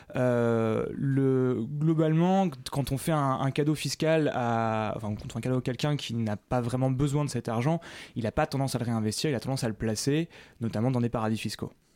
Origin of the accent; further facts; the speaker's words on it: Paris, Île-de-France, France; en tant que Parisien